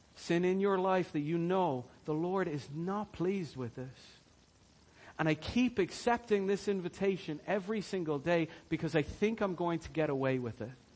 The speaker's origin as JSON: {"language": "English", "country": "Ireland", "said": "we as Irish people"}